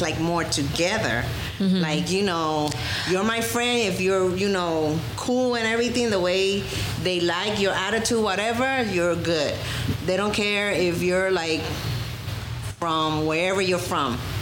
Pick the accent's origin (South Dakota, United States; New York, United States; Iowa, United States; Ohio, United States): New York, United States; And I'm American 100%. I was born in New York